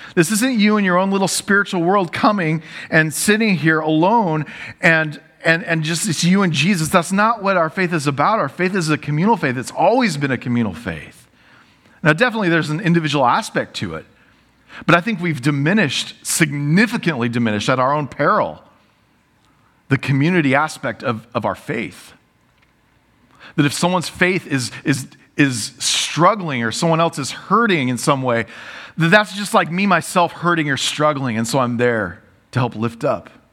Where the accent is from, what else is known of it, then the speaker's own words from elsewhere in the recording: United States; I love being American